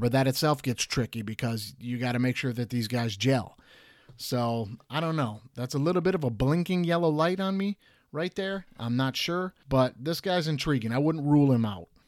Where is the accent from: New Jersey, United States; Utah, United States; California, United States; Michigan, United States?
Michigan, United States; Detroit; I'm, I'm from Detroit